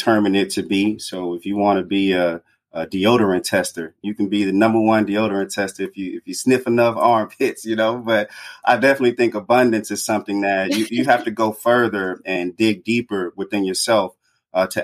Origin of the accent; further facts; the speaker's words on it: Greenwood, Mississippi, United States; moved away as an adult; also born or lived in Chicago, Illinois / Decatur, Georgia / North Carolina; growing up in Mississippi, in Greenwood, Mississippi